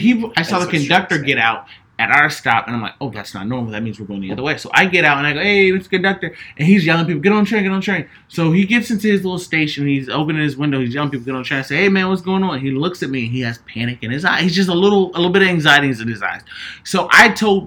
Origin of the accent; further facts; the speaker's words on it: United States; now in Los Angeles, United States; I'm from the East Coast. The East Coast, I'm from right outside of D.C.